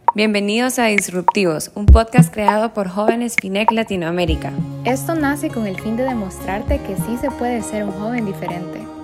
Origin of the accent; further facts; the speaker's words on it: Costa Rica; soy de Costa Rica